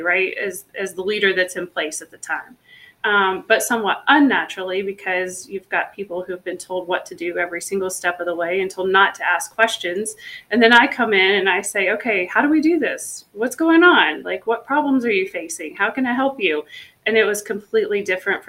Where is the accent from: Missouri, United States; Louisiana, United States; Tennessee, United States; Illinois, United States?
Tennessee, United States; I grew up in the South in Tennessee